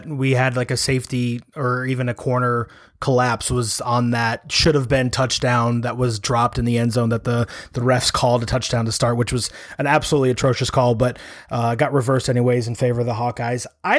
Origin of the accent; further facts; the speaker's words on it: suburbs of Chicago, Illinois, United States; I am originally from the suburbs of Chicago.